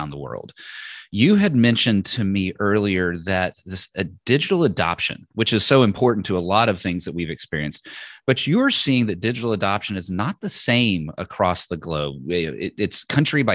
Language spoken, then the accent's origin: English; Austin, Texas, United States; I grew up in Austin, Texas, USA